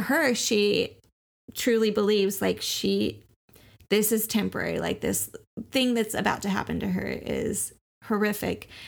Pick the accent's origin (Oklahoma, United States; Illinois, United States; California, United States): Oklahoma, United States; We grew up in Oklahoma, where Christianity was the status quo